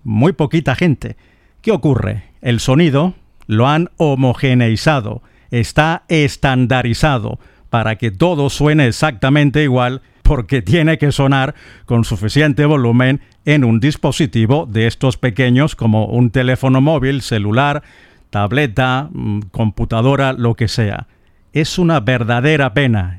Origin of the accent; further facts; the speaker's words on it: eastern Venezuela, Venezuela; now in Madrid, Spain; para mi ciudad natal, para el oriente de Venezuela